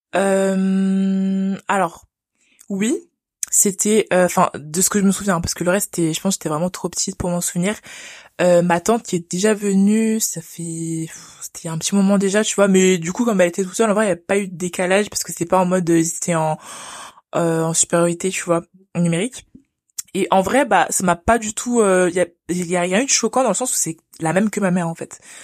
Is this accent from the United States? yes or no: no; France; je suis née en France, donc j'ai grandi en France